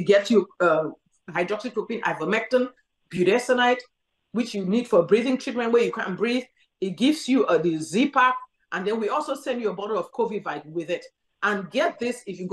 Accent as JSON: {"language": "English", "country": "Cameroon", "tie": "born or raised there", "moved": "yes", "said": "I grew up in Cameroon where malaria was endemic"}